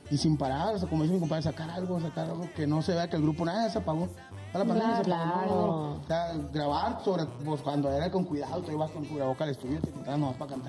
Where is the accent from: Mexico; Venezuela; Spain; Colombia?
Mexico; Guasave, Sinaloa; now in Chihuahua, Mexico; la gente que nos conoce en Chihuahua, que es donde nosotros radicamos, somos de Sinaloa, mi compadre, Guasave, mi compadre es de Chihuahua.